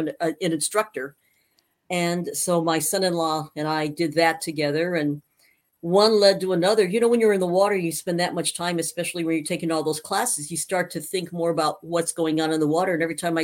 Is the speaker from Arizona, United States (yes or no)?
yes; Safford, Arizona, United States; moved away; also born or lived in Missouri; I grew up in Safford, Arizona, which is just, you know, a few miles north of Mexico, so way down in Graham County